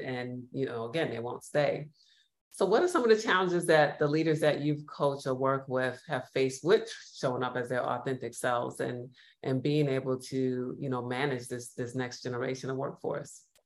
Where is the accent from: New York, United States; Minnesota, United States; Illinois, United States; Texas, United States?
New York, United States; now in Los Angeles, United States; I'm based in Los Angeles, originally from New York, which many of you could probably hear from my accent